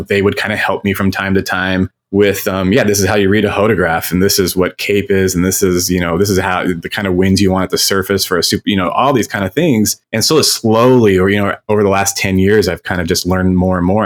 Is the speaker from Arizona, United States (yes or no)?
yes; Phoenix, Arizona, United States; I'm from Phoenix, Arizona. That's where I live. And I grew up with storms.